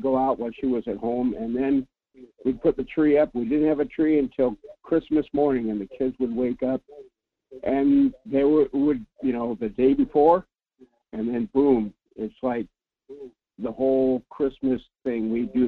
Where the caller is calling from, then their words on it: Anchor Point, Alaska, United States; Good morning. … from Anchor Point.